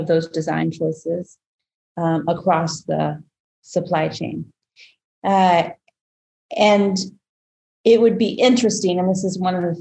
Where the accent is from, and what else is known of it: United States